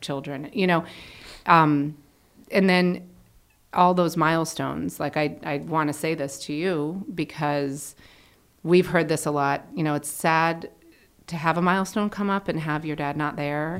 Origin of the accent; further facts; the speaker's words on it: Connecticut, United States; I grew up in Connecticut.